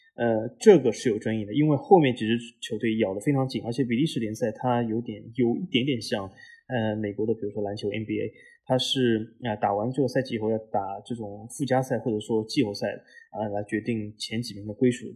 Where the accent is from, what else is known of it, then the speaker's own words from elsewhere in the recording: Shanghai, China; moved away; 我和老 A，我们都是，呃，来自于，呃，上海的八零后